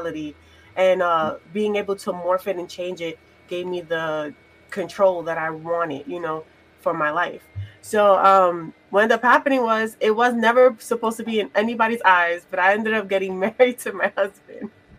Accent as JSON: {"language": "English", "region": "New York", "country": "United States", "tie": "born or raised there", "said": "I grew up in New York"}